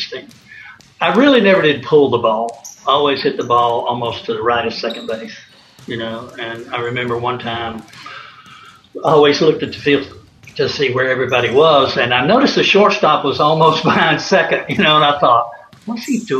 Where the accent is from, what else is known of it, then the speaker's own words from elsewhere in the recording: Knoxville, Tennessee, United States; moved away; I was from Knoxville